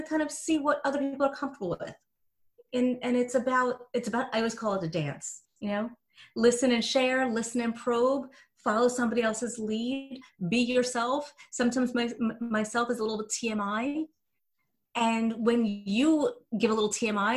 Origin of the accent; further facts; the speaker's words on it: New Jersey, United States; I'm from Jersey.